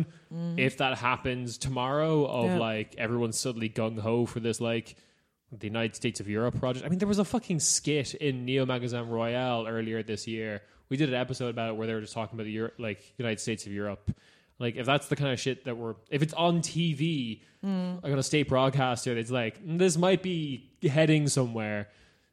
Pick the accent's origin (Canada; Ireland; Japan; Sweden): Ireland; I'm Irish.